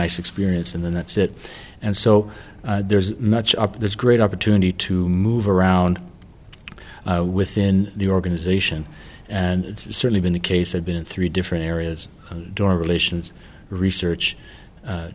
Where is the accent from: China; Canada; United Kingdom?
Canada; moved away; I'm from Canada